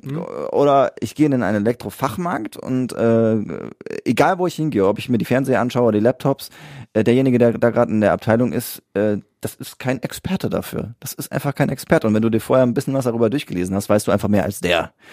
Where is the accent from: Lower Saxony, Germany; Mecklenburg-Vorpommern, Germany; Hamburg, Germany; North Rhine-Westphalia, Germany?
North Rhine-Westphalia, Germany; Siegen; da wo ich geboren bin in der Stadt, in Siegen